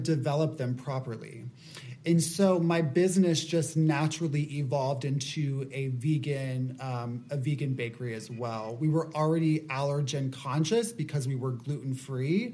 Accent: Apopka, Florida, United States; I say I'm from Orlando because that's the most well-known area, but I'm actually from about a half hour outside of Orlando from this smaller town called Apopka. And it's very, very Southern. The people are very warm. I wouldn't say like it's a scary place to grow up

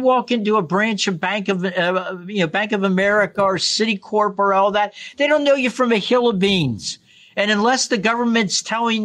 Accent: Kentucky, United States; I grew up in Kentucky

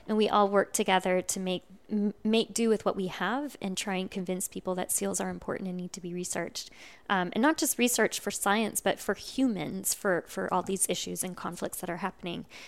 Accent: California, United States; now in Cape Cod, United States; I grew up in California

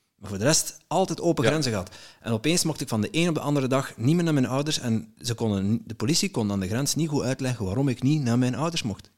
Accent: Netherlands; now in Belgium; ik ben zelf een Nederlander

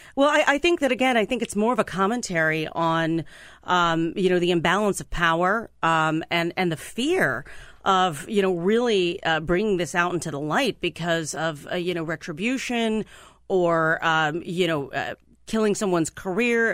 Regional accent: Mahoning Valley, Ohio, United States; now in Washington, D.C., United States; I'm from the Mahoning Valley

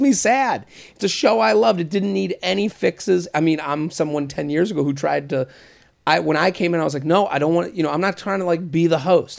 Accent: outside of Boston, Massachusetts, United States; That's my hometown. I'm from outside of Boston

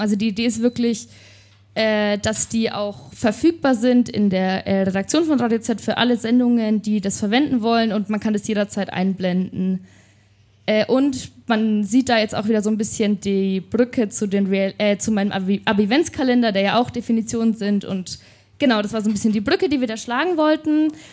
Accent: Nuremberg, Bavaria, Germany; also born or lived in Berlin / Fürth; ich bin 26 Jahre alt, ich komme aus Nürnberg

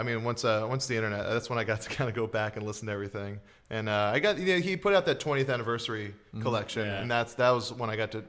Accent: Hawaii, United States; I grew up in Hawaii

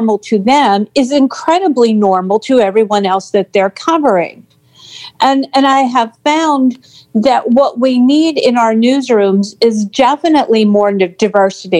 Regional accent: Pittsburgh, Pennsylvania, United States; I grew up and live in the Paris of Appalachia

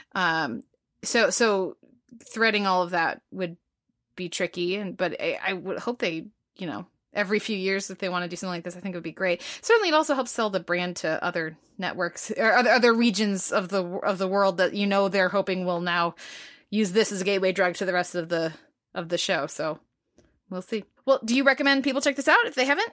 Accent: United States; as an American

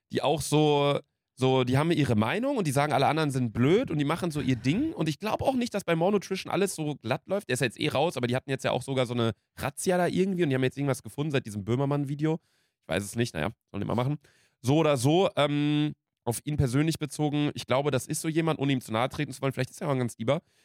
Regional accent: Ostwestfalen-Lippe, North Rhine-Westphalia, Germany; bei uns Kleinstadt, OWL

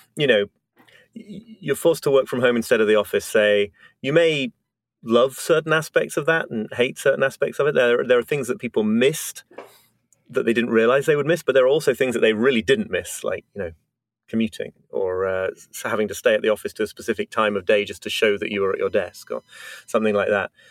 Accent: United Kingdom; now in New York, United States; I'm British, but live

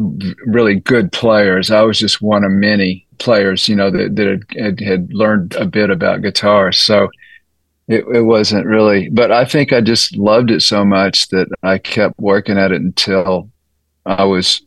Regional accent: Austin, Texas, United States; You know, it was great because there was so much different styles of music that I just had a lot to draw from and learn from.

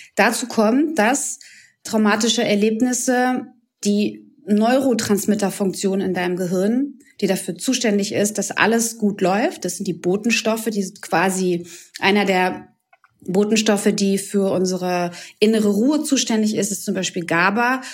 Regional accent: Croatia; moved away; Ich komme aus einem Land, aus Kroatien

